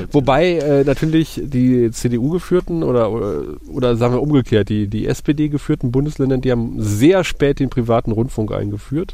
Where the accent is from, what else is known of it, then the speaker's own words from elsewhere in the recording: Eifel, Germany; bei uns in der Eifel